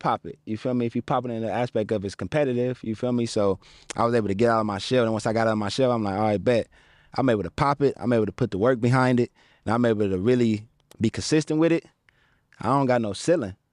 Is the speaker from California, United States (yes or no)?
yes; Pasadena, California, United States; also born or lived in San Fernando Valley / Westlake Village / Calabasas; I grew up in Pasadena, and then I transitioned to the Valley area